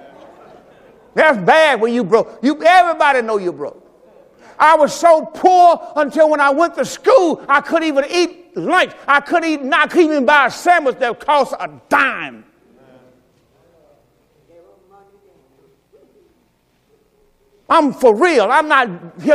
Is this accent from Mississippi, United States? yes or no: yes; Mississippi, United States; moved away as an adult; I'm from the South. I'm from Mississippi. I'm from the plantation. I'm from the cotton field.